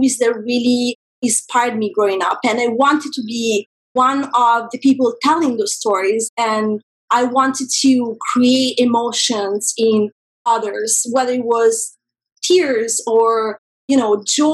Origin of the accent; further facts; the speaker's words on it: a small town outside of Rome, Lazio, Italy; moved away as an adult; now in Los Angeles, United States; I grew up in a very small town outside of Rome.